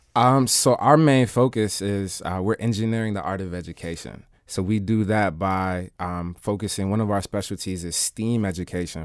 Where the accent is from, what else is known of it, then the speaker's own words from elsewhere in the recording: Washington, District of Columbia, United States; also born or lived in Philadelphia, Pennsylvania; I was born in D C.